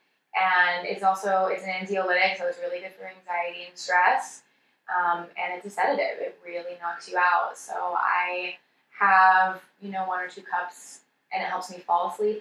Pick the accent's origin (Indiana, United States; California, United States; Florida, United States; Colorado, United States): California, United States; Santa Cruz; I was working at this tiny little natural food store in my hometown of Santa Cruz in this little suburb called Aptos